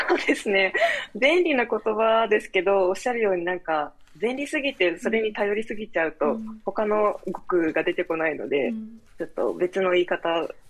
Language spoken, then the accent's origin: Japanese; Kochi, Japan; moved away as an adult; also born or lived in Tokyo; 地元に帰ってきて